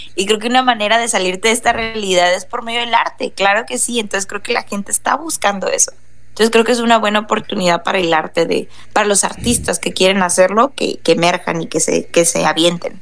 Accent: Tijuana, Baja California, Mexico; todos somos de aquí de Tijuana

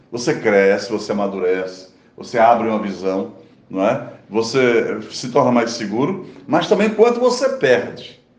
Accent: Pernambuco, Brazil; moved away; also born or lived in São Paulo; E eu também emigrei de Pernambuco

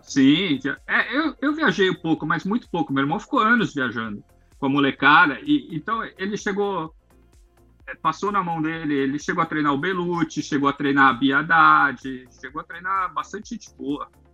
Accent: São Paulo, Brazil; eu sou de São Paulo lá

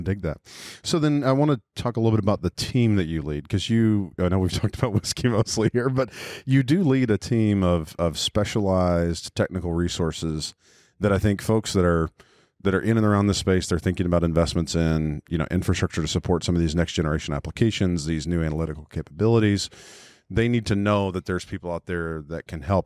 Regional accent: Texas, United States; I went to school in Texas, and I grew up there. I'm from there. I'm native Texan

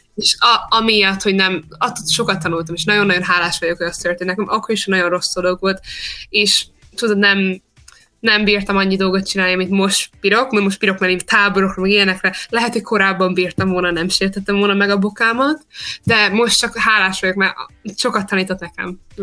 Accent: Australia; also born or lived in Hungary; amikor kettő éves voltam, kiköltöztünk, szóval itt nőttem fel

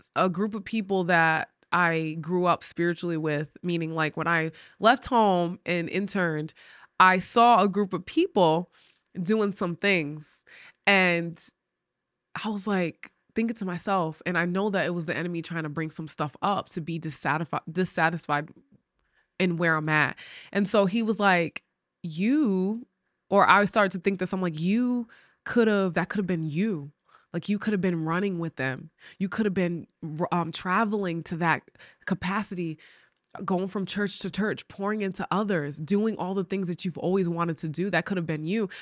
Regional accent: Rhode Island, United States; moved away as an adult; now in West Virginia, United States; I grew up in New England, and it's the smallest state, Rhode Island, but it has a city vibe.

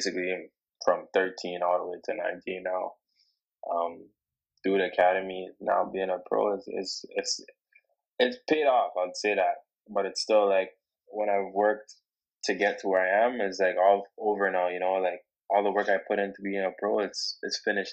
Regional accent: Toronto, Ontario, Canada; now in Oshawa, Canada; I'm from Toronto. I grew up in Toronto.

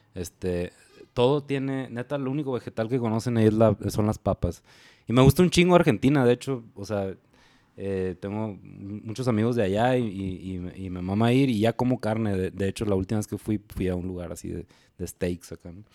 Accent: Hermosillo, Sonora, Mexico; also born or lived in Guadalajara; yo soy de Hermosillo

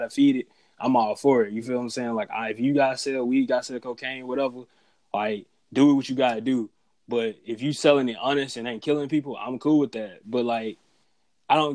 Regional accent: Byram, Mississippi, United States; now in Jackson, United States; I grew up in Byram

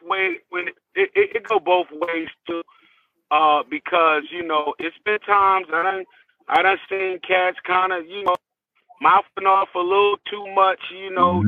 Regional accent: Newark, New Jersey, United States; I'm from Newark, New Jersey

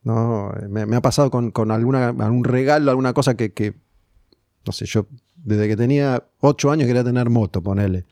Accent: Argentina; Somos argentinos

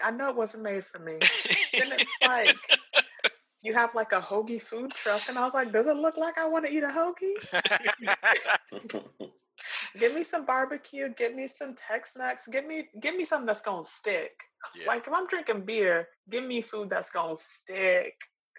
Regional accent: Nigeria; as a Black person, as a Nigerian person, it's nice to know when things are inclusive of you.

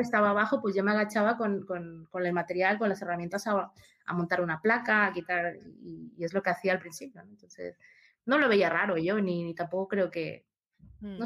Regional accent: Peru; moved away; yo nací en Perú, empecé a estudiar allá, ingeniería informática

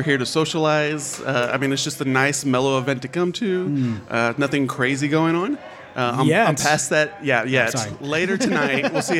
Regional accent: Austin, Texas, United States; I am from Austin.

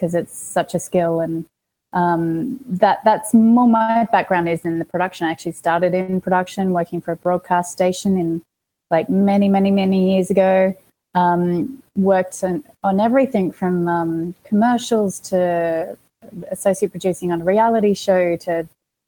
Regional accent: Australia; moved away as an adult; now in Los Angeles, United States; I've got an accent. Did I say I'm from Australia? I'm from Australia

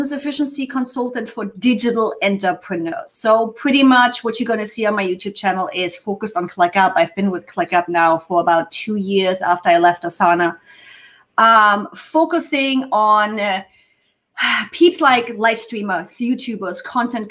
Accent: Germany; first language German; English is a second language; moved away as an adult; now in United States; I'm native German

